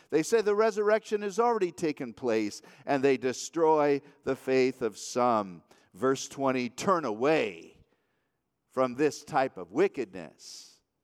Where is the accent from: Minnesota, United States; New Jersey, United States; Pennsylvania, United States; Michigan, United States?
Michigan, United States; Waterford; I grew up in the Waterford, Michigan area